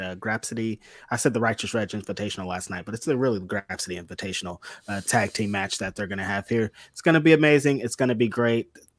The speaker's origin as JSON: {"language": "English", "town": "Bakersfield", "region": "California", "country": "United States", "tie": "born or raised there", "said": "I'm from Bakersfield, California. Like 90% of my schools were Latino"}